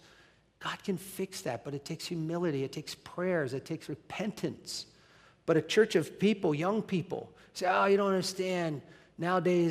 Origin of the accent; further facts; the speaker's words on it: United States; Being an American